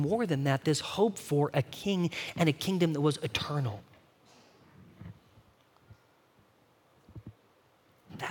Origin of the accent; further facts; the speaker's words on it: Bakersfield, California, United States; I grew up in California, right, in this place called Bakersfield.